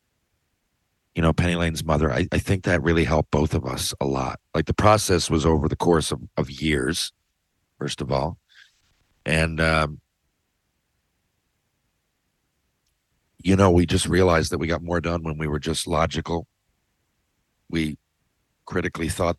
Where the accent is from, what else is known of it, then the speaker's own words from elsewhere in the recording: Canada; I'm Canadian.